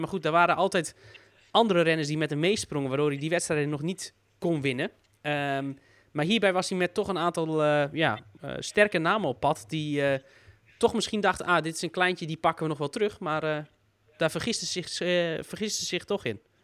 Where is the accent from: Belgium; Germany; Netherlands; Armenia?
Netherlands; vanuit Nederlands oogpunt